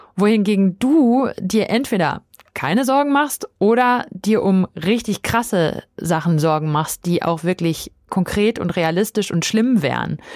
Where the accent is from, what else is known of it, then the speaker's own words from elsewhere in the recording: Dortmund, North Rhine-Westphalia, Germany; ich bin in Dortmund aufgewachsen